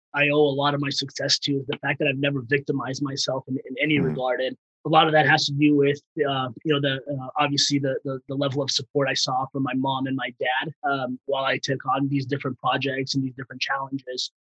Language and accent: English; Bay Area, California, United States; English is a second language; also born or lived in Afghanistan; I came in here when I was 4 years old from Afghanistan to the Bay Area, didn't speak a lick of English